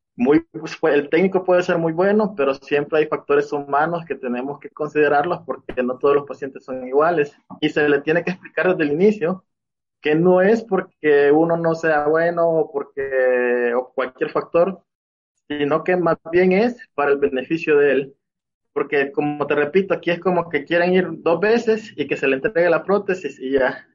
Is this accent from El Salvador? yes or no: yes; El Salvador; moved away as an adult; now in Mexico; Soy de El Salvador. Actualmente estoy viviendo aquí en México. pues yo, mi formación fue en El Salvador